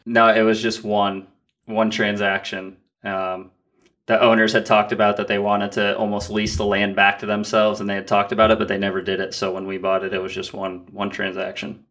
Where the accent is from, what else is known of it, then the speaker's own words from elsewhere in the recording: Vermont, United States; we had inherited a house that we grew up in in Vermont